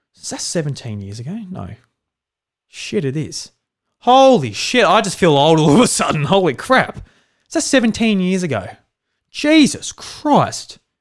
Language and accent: English; South Australia, Australia; I'm a farmer from South Australia. I grew up on a farm